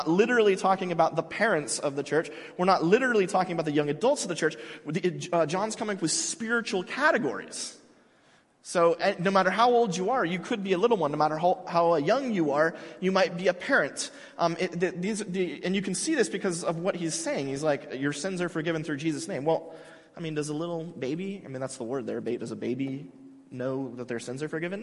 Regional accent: United States; I'm an American. I'm a part of this community

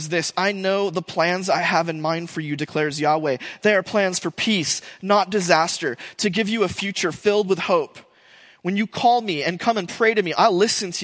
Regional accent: United States; we, as Americans and as English speakers

